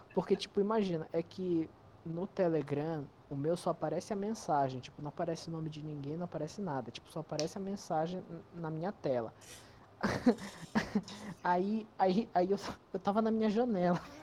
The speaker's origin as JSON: {"language": "Portuguese", "region": "North Region", "country": "Brazil", "said": "Região norte."}